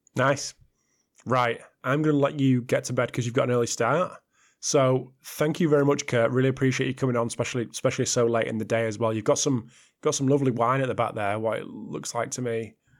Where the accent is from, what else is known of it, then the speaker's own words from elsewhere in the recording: United Kingdom; I'm a Brit